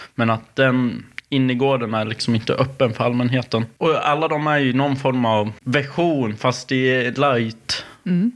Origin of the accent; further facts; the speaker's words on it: Sweden; Vi faktiskt låste inte dörren när jag växte upp. Men jag bodde ju också i Grisbacka